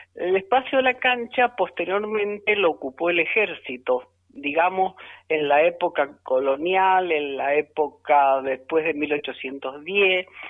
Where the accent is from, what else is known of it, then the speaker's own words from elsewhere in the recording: Agrelo, Mendoza, Argentina; soy de la zona rural, soy de Agrelo